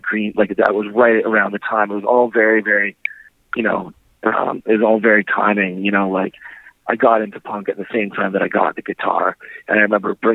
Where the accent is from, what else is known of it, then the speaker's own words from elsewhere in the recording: Winnipeg, Manitoba, Canada; my hometown Winnipeg, where I grew up